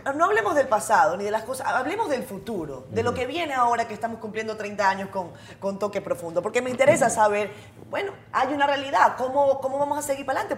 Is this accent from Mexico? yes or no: no; Venezuela; moved away as an adult; now in Dominican Republic; yo soy venezolana, yo vengo de, un país muy polarizado